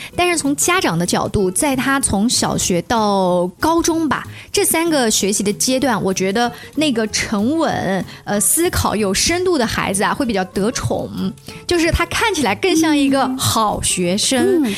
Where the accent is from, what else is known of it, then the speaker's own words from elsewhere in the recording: Hefei, Anhui, China; 我们和肥话说呢，这叫“能豆子”